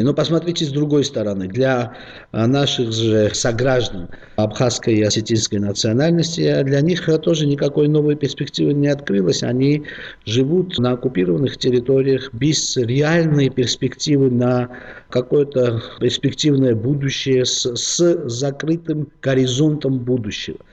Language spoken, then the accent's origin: Russian; Georgia; Мы, грузины